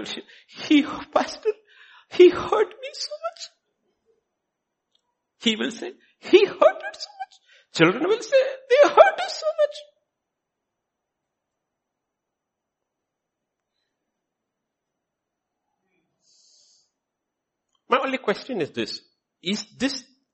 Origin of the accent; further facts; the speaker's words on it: India; we grew up seeing in India